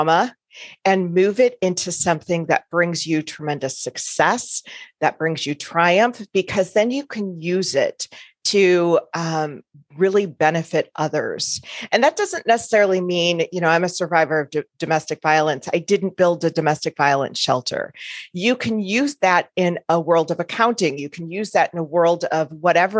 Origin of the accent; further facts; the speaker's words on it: Chicago, Illinois, United States; now in Omaha, United States; I'm originally from the Chicago area in the States. And currently, I live in Omaha, Nebraska